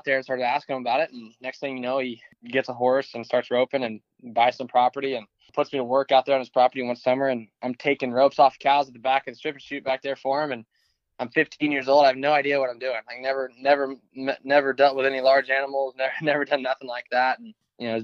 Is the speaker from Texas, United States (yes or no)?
yes; Dallas, Texas, United States; I grew up in Dallas.